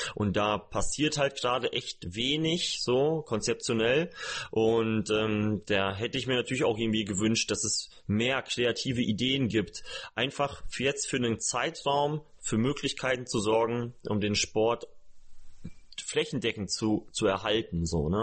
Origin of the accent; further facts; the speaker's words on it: small village near Osnabrück, Lower Saxony, Germany; moved away; in meinem eigentlichen Umfeld, wo ich herkomme